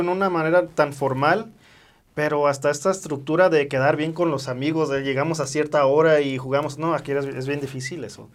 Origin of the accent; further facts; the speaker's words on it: United States; moved away; desde niño este, crecí en Estados Unidos